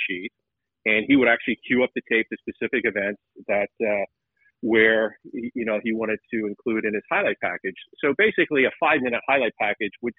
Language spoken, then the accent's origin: English; Atlanta, Georgia, United States; I grew up in Atlanta